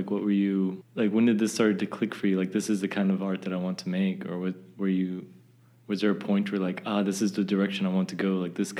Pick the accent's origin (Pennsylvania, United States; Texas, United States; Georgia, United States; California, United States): Texas, United States; now in Germany; My German isn't the best, but I can get by, and I think people just give me a free pass because I'm the guy from Texas.